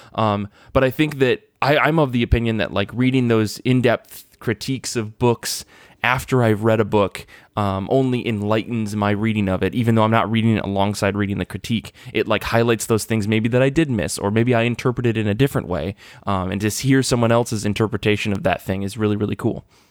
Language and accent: English; Midwest Michigan, United States; growing up in Midwest Michigan